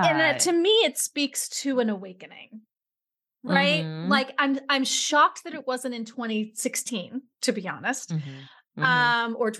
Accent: New York City, New York, United States; he was a joke when I grew up in New York City.

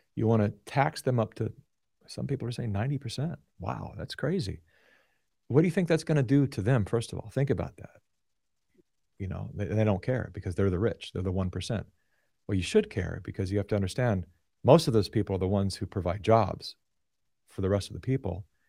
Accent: Sacramento, California, United States; born and raised in Sacramento

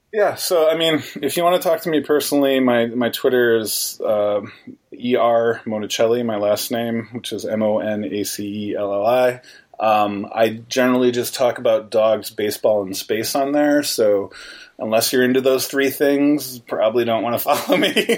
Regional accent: New York, United States; I'm native from New York State

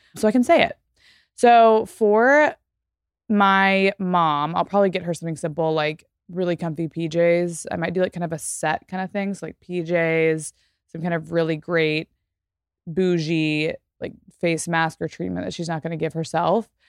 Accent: Texas, United States; moved away; as a person who grew up in Texas, let's say, 'cause I don't live there anymore

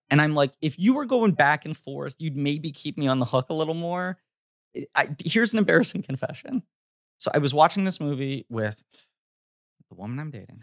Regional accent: New York, United States; New York

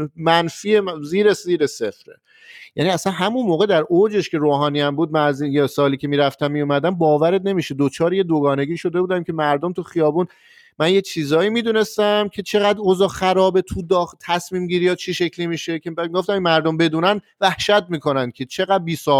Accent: Tehran, Tehran Province, Iran; من از تهرانش

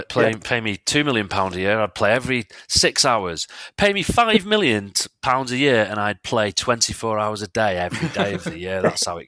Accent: England, United Kingdom; I personally don't really mind the international period that much, especially being English.

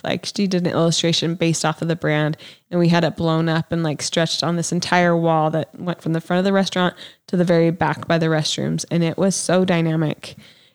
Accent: Provo, Utah, United States; Provo, my hometown

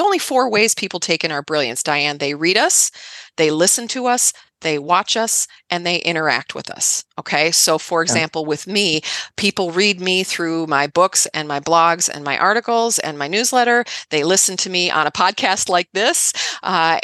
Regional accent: Midwest, United States; I grew up in the Midwest, right? So I'm a Midwest girl.

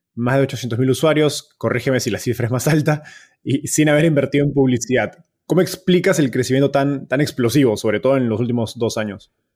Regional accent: Peru; yo soy de Perú

